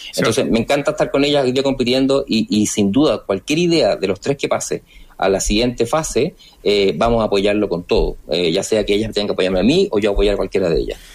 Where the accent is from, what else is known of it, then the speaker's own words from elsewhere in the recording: Rancagua, O'Higgins, Chile; moved away as an adult; also born or lived in Concepción, Chile; now in Santiago, Chile; yo de origen soy de Rancagua